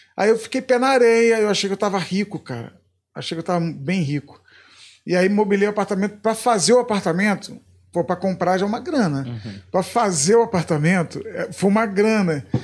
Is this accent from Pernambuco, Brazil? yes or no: no; Macaé, Rio de Janeiro, Brazil; also born or lived in Niterói; Eu fui criado em Macaé. Criado em Niterói, depois pra Macaé, eu me considero mais macaense até do que niteroense